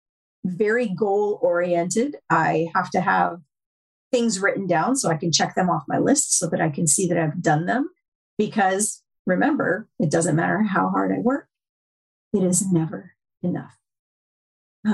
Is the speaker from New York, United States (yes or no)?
yes; upstate New York, United States; also born or lived in Tennessee; I grew up, I was born in Tennessee, but I grew up in upstate New York